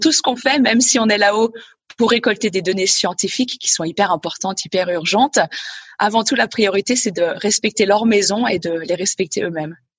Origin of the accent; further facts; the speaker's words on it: Gruffy, Auvergne-Rhône-Alpes, France; moved away; also born or lived in Annecy / Svalbard; Je suis née à Annecy en Haute-Savoie et j'ai grandi dans un petit village pas très loin d'Annecy qui s'appelle Gruffy